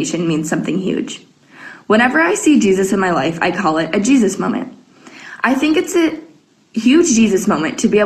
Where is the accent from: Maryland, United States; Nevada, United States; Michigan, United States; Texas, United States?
Michigan, United States; Mount Pleasant; I'm from Mount Pleasant, Michigan